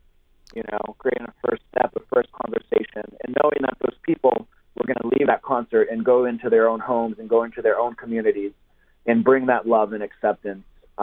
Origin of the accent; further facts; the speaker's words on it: Brazil; moved away; I'm half Brazilian. I grew up in Brazil